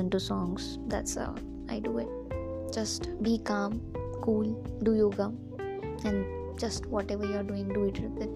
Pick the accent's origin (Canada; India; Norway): India; Yes, I am Indian. Hindustani hoon